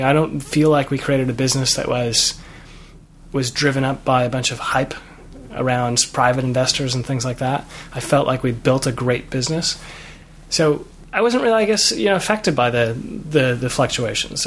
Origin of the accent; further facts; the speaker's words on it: Chicago, Illinois, United States; moved away as an adult; also born or lived in Los Angeles; growing up in Chicago